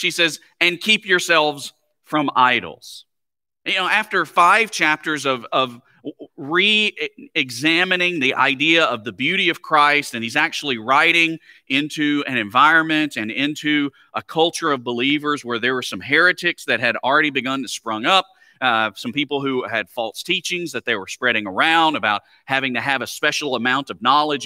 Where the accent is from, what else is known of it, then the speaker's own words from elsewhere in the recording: Alabama, United States; moved away; having grown up, uh, in Alabama